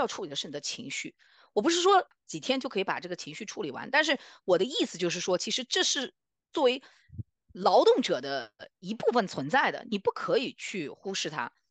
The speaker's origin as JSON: {"language": "Chinese", "country": "China", "moved": "yes", "lives_now": "North America", "said": "我们中国人，啊，最熟悉的阴阳"}